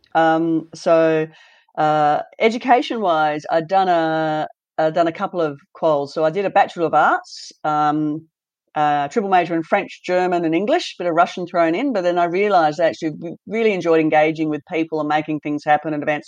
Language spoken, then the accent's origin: English; Launceston, Tasmania, Australia; moved away; also born or lived in Western Australia; growing up in Tasmania was fantastic. I was in Launceston up north